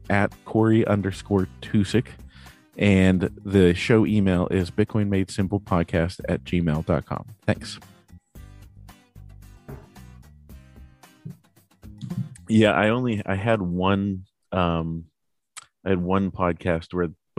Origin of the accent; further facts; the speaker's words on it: Pittsburgh, Pennsylvania, United States; I'm a Steelers fan. I'm from Pittsburgh